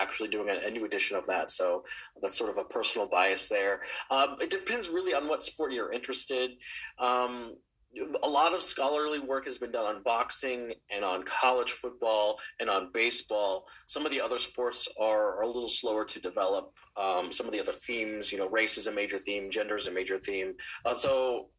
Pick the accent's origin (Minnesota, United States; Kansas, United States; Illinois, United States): Kansas, United States; I grew up in Kansas